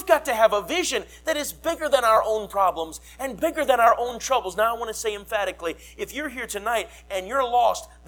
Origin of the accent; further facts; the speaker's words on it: Minnesota, United States; moved away; I grew up in Minnesota